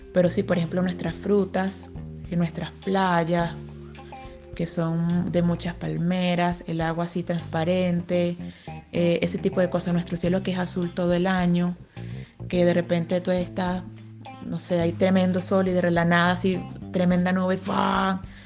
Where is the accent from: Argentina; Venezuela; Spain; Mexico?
Venezuela; now in Chile; soy venezolana